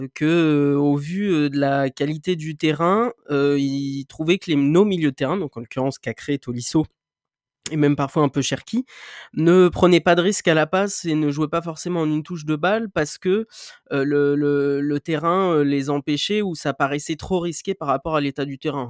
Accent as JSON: {"language": "French", "region": "Normandy", "country": "France", "said": "je suis normand"}